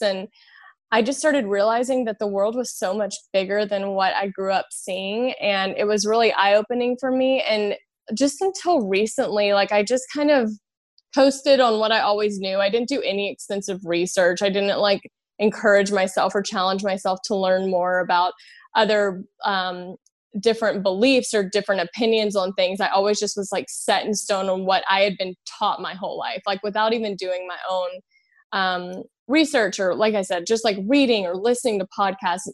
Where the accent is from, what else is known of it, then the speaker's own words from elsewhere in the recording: Louisiana, United States; I'm from Louisiana, I'm from the South